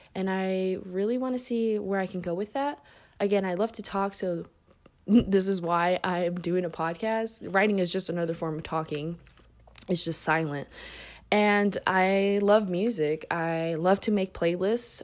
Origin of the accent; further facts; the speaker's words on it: Indianapolis, Indiana, United States; also born or lived in Mexico City, Mexico; I moved to Indy when I was six years old, and I've been here since